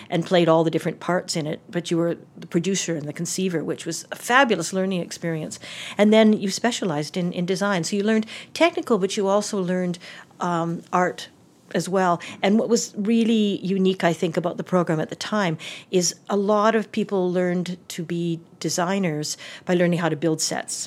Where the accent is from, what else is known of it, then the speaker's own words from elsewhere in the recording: Calgary, Alberta, Canada; growing up in Calgary in the fifties and sixties